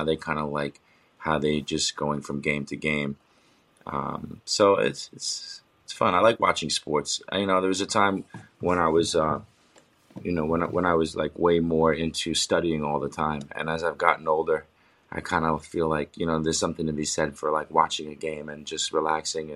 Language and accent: English; New York, United States; also born or lived in Los Angeles, California / Bend, Oregon; now in New Jersey, United States; I'm from New York and we live in New York, in New Jersey